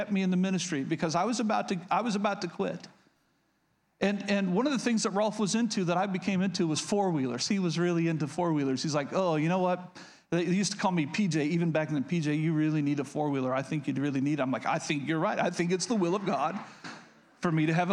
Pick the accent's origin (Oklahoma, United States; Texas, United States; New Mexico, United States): Oklahoma, United States; I grew up in Oklahoma, so yeah, I've been hunting